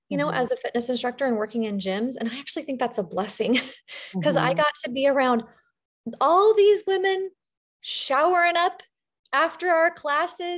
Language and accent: English; the West, United States; I'm from the West. So we say diastasis